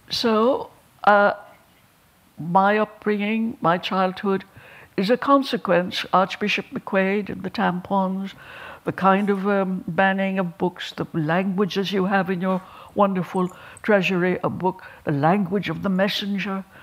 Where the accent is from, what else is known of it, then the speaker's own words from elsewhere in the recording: Ireland; I'm very glad I'm an Irish woman. And I'm very glad I came from the people I came from and the parish I came from.